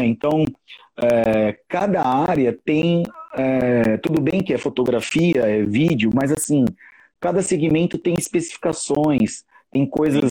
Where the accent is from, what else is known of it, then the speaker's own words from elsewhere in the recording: São José do Rio Preto, São Paulo, Brazil; moved away as an adult; now in São Paulo, Brazil; eu atualmente moro em São Paulo, mas eu sou daqui de São José do Rio Preto